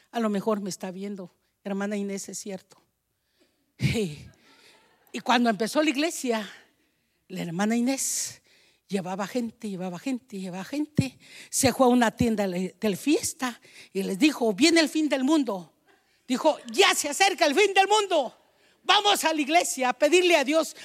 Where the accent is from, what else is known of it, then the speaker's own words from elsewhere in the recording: Guatemala; moved away; Allá en mi país, en Guatemala